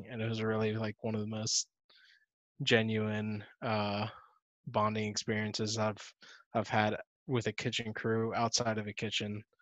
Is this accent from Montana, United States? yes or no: no; Miami, Florida, United States; born there; also born or lived in Charlotte; And I was born in Miami. I didn't want to go back there. I lived in Charlotte afterwards.